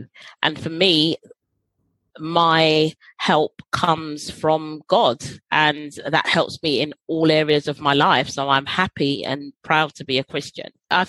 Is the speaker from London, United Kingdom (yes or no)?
yes; London, United Kingdom; I grew up in Holloway